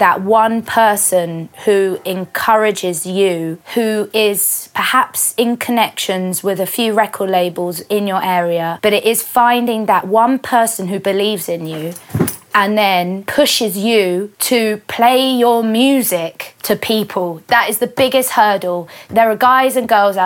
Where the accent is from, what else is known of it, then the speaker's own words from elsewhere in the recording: London, United Kingdom; I would always identify myself as a Londoner